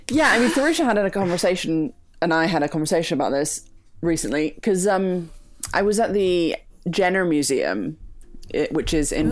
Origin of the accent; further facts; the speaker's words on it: Greece; moved away; I was from Greece